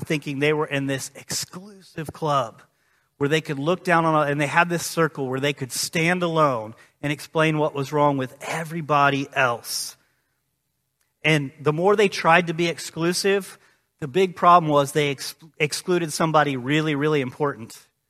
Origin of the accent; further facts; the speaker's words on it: Illinois, United States; growing up in East Central Illinois in the 90s, watching Michael Jordan be the best